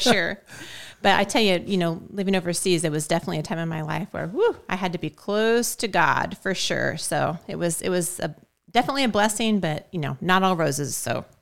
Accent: Shelbyville, United States; also born or lived in Switzerland / Italy; was born and raised in Shelbyville

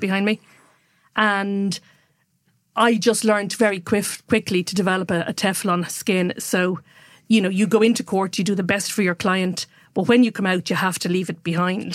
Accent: Waterford, Munster, Ireland; also born or lived in Dublin; now in Kilkenny, Ireland; I grew up in Waterford, actually, and then went to boarding school and then came to Dublin. But since oh one, I've lived back in Kilkenny full-time.

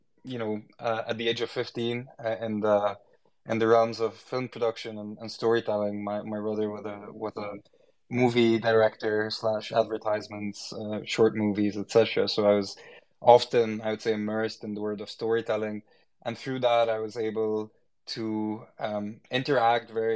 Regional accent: Egypt; moved away as an adult; I was born in Egypt. And lived most of my life in Egypt before going abroad to study. And with the time I've lived in Egypt and grew up in Egypt

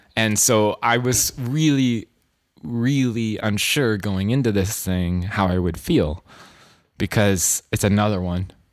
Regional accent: California, United States; now in New York, United States; I'm from California

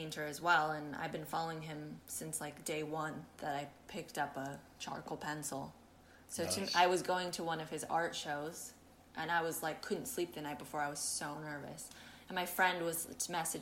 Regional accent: San Francisco, California, United States; moved away as an adult; also born or lived in Oakland / Berkeley; now in United Kingdom; I grew up in San Francisco and then in Oakland and Berkeley

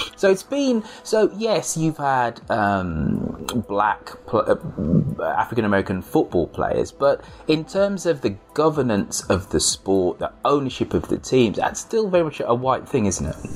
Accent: United Kingdom

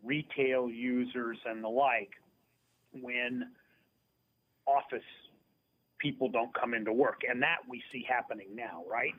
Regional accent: near Dayton, Ohio, United States; I grew up near Dayton, Ohio

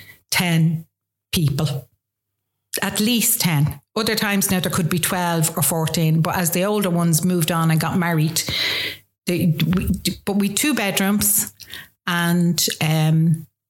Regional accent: Dublin, Leinster, Ireland; also born or lived in Coolock, Dublin; I grew up in town, Dublin 1, went to school in town

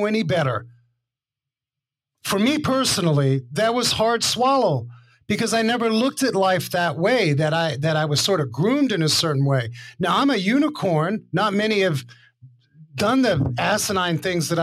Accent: New York City, New York, United States; when I grew up in Harlem and I was the only white kid on the block

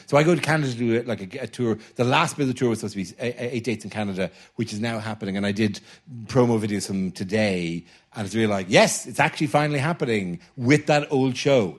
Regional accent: Ireland; I'm Irish

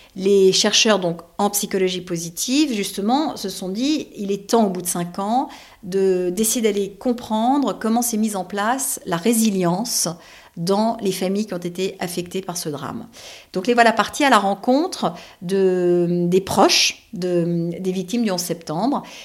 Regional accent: Paris, Île-de-France, France; je suis parisienne que tous mes amis sont parisiens

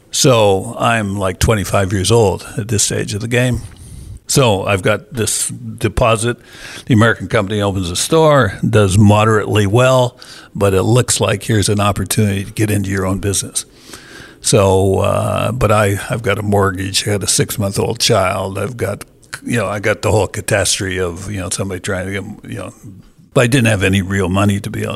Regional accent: Canada; moved away as an adult; now in Australia; I grew up in Canada, went to university there

